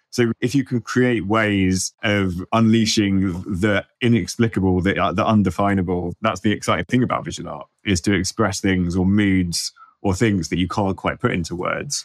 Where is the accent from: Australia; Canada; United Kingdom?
United Kingdom; London; I'm from London